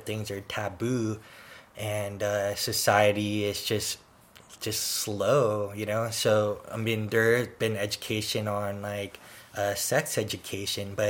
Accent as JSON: {"language": "English", "town": "San Francisco", "region": "California", "country": "United States", "tie": "born or raised there", "said": "I also lived in an area where we had earthquakes in San Francisco. So we had those, like, you know, drills where, you know, the emergency siren would go off and we'd go under our desk"}